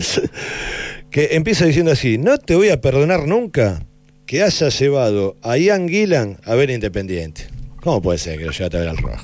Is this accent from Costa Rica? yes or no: no; Hurlingham, Buenos Aires, Argentina; Yo nací en la calle Tres Argentos, ahí nomás, a dos cuadras.